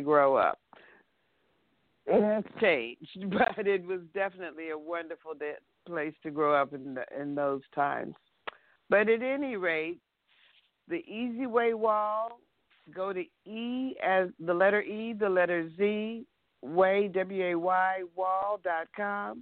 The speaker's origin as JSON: {"language": "English", "town": "Los Angeles", "region": "California", "country": "United States", "tie": "born or raised there", "said": "I grew up in that neighborhood, too. I grew up on St. Andrew's Place, and I remember Berkeley Square"}